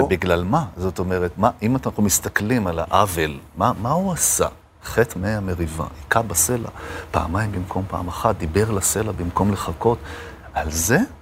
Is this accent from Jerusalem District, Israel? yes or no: yes; Jerusalem, Jerusalem District, Israel; נולדתי בירושלים